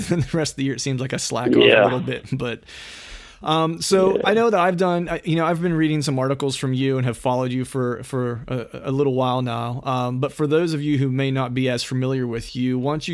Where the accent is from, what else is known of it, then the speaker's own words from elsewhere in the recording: Bedford, Pennsylvania, United States; my hometown of Bedford, Pennsylvania